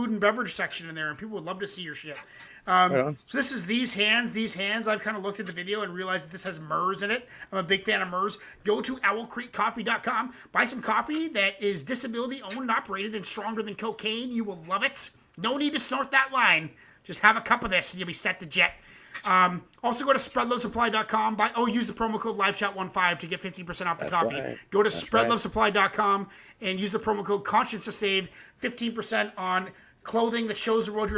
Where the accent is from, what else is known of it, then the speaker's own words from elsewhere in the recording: Canada; I'm a Canadian boy.